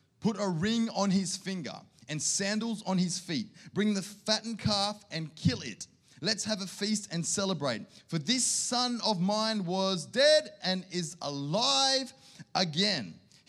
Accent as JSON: {"language": "English", "town": "Sydney", "region": "New South Wales", "country": "Australia", "tie": "born or raised there", "moved": "yes", "lives_now": "Canberra, Australia", "said": "I grew up in Sydney"}